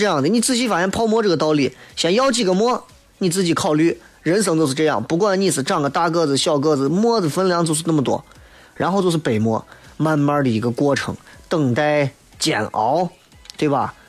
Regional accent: Xi'an, Shaanxi, China; 他拉起了西安本土的搞笑，让我们西安人出去宣扬我们本土文化的时候有啥可说？

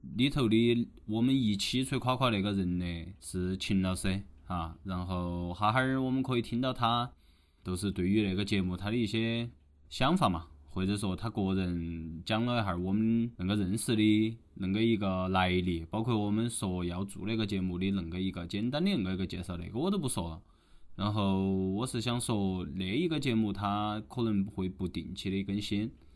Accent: Chongqing, China; 我们周围重庆人

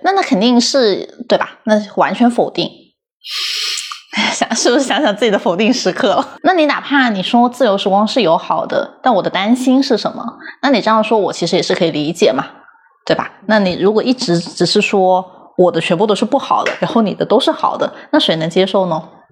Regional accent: Guangdong, China; 我在广东长大

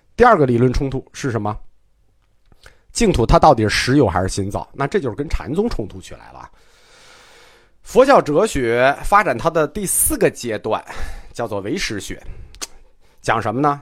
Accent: China; 我们中国人

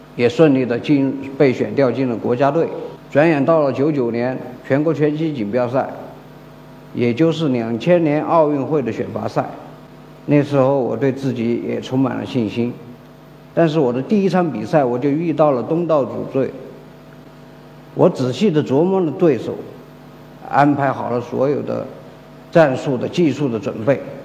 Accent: Sichuan, China; 我是来自大凉山的一名拳击教练，曾经的专业拳击运动员，职业拳击手

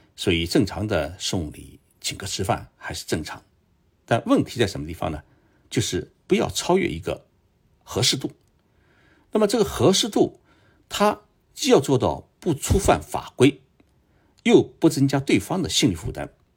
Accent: China; now in Japan; 尤其我们中国人，一直觉得与日本人啊，比较难打交道

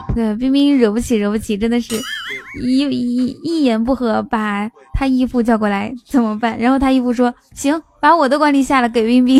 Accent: Inner Mongolia, China; now in Shanghai, China; 我是内蒙人，但是呢，我在上海，但是呢，我快混不下去了，马上要回去内蒙了

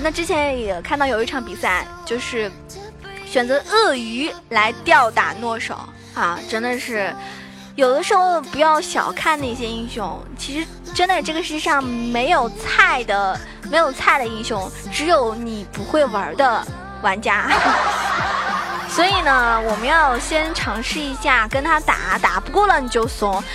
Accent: China; 作为一个中国人来说啊， 作为一个中国观众来说的话

